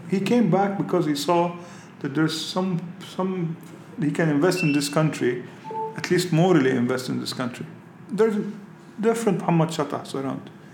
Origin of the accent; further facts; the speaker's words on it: Lebanon; I grew up in Lebanon under Syrian hegemony